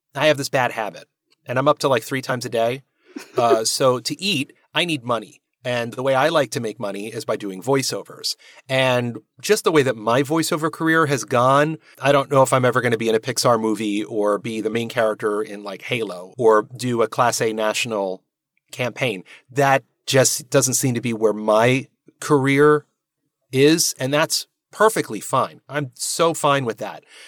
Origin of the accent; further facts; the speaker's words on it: New Jersey, United States; also born or lived in Manhattan; now in New York, United States; it's New Jersey. The reason why is, well, it's home. I mean, I live here in Manhattan